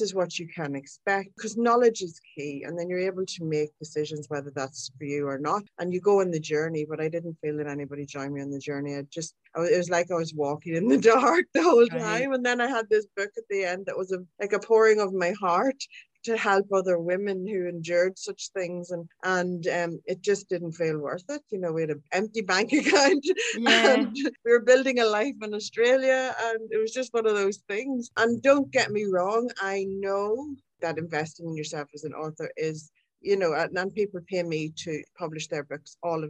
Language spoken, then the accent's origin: English; Ireland; I'm Irish.